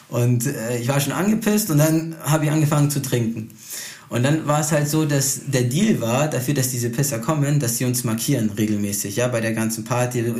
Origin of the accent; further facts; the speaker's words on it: Brazil; Ich als Brasilianer, weißt du, man connectet sich halt auch gleich, man spricht oft die gleiche, man spricht die gleiche Sprache.